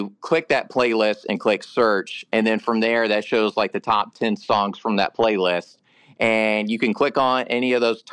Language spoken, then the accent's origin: English; Nashville, Tennessee, United States; I was born and raised here in Nashville